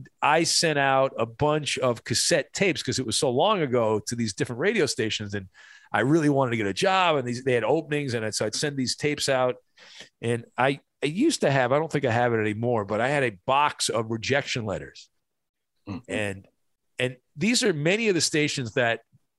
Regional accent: Southern California, United States; I grew up in Southern California

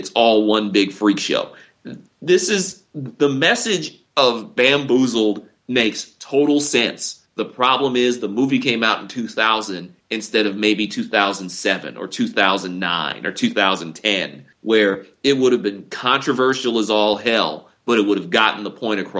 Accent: Detroit, Michigan, United States; I grew up in Detroit, I grew up in the northwest side of the city

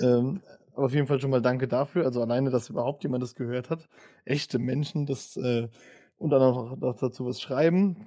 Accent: Worms, Rhineland-Palatinate, Germany; ich bin in Worms aufgewachsen, in der Nähe von Mannheim

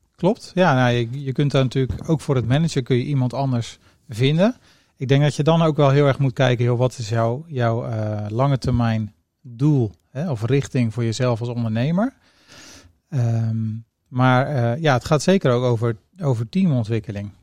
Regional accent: Rotterdam, South Holland, Netherlands; also born or lived in Zeeland; Ik ben geboren in Zeeland, groot geworden in Rotterdam

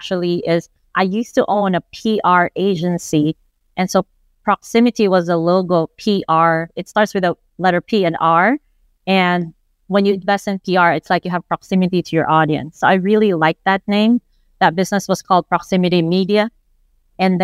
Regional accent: Philippines; moved away; I grew up in the Philippines. I genuinely identify as a Filipina.

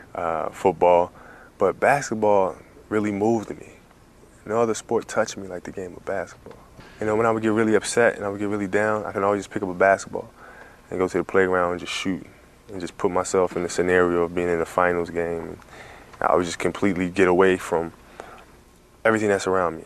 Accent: Italy; I played baseball growing up in Italy.

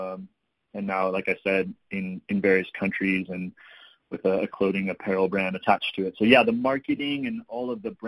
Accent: East Bay, San Francisco Bay Area, California, United States; moved away as an adult; also born or lived in San Diego / Oregon / Mexico; I grew up in the East Bay of San Francisco Bay Area where it wasn't really surf friendly

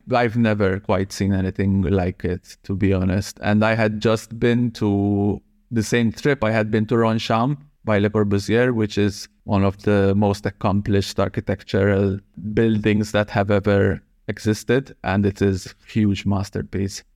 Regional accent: Malta; I was born and raised in Malta

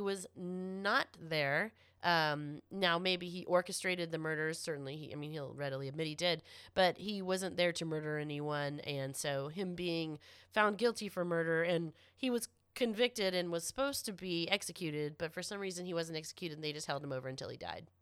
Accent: Florida, United States; I am from Florida

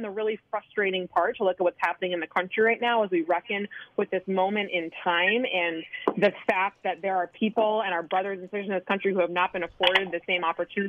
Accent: Wisconsin, United States; As you and as most of your listeners know, I'm from Wisconsin. I spent most of the summer in Wisconsin with my family.

